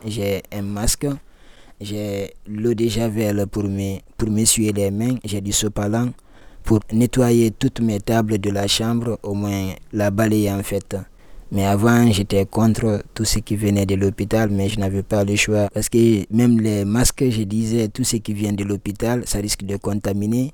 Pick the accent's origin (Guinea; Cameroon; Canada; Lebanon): Guinea; moved away as an adult; also born or lived in Libya; now in Lyon, France; je viens de la Guinée-Conakry. Donc en un seul mot, je suis guinéen et ça fait deux ans, trois mois je suis en France